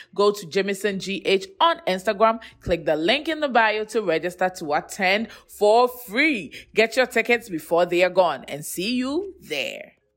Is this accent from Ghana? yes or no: yes; Ghana; the tribe I come from makes me a Ghanaian